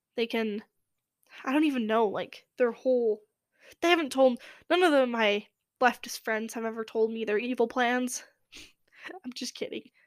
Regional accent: Los Angeles, California, United States; that's my, where I'm from. And I can't stay away from my home, my hometown

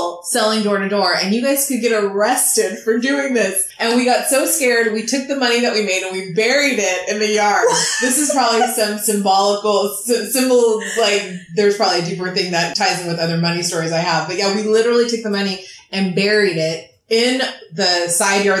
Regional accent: Los Angeles, California, United States; I grew up in LA, and I know I was an entrepreneur at a very young age

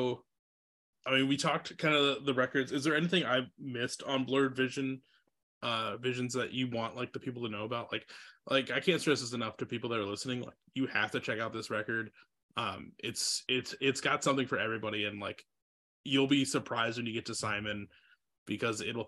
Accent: Iowa City, Iowa, United States; now in Twin Cities, United States; I'm originally from Iowa, and I grew up outside of like Iowa City

